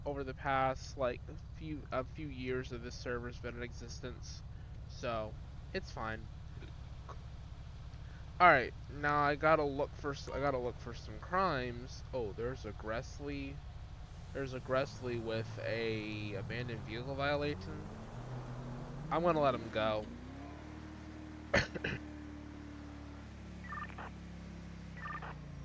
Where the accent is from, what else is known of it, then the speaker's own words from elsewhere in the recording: the Carolinas, United States; I'm from the Carolinas